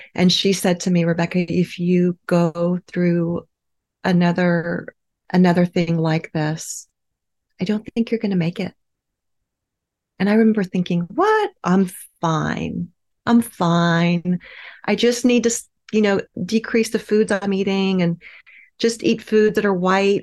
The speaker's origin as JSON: {"language": "English", "region": "Midwest", "country": "United States", "tie": "born or raised there", "said": "I grew up in the Midwest"}